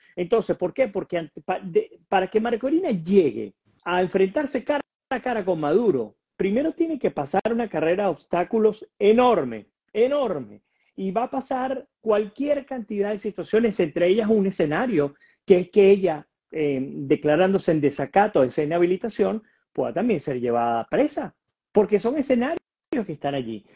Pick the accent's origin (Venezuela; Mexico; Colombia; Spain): Venezuela; nosotros como venezolanos